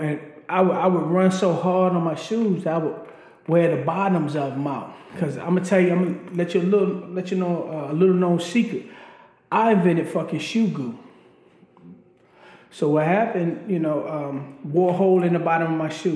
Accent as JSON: {"language": "English", "town": "Baltimore", "region": "Maryland", "country": "United States", "tie": "born or raised there", "also_born_or_lived": "Rappahannock County, Virginia", "said": "I was raised in Baltimore, Maryland."}